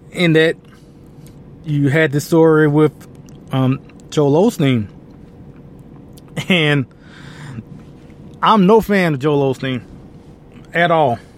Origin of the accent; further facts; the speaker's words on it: Colombia; so I guess growing up, it wasn't foreign, I guess, in a way of of being conservative growing up in Colombia as opposed to in other communities, especially in minority communities.